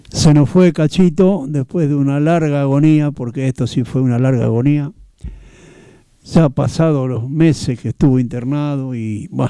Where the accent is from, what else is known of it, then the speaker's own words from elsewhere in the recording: Argentina; que nos representan como, como argentino, como país